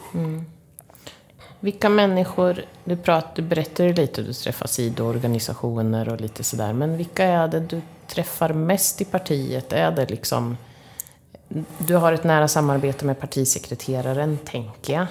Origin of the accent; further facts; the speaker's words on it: Linköping, Östergötland, Sweden; vi Linköpingsbor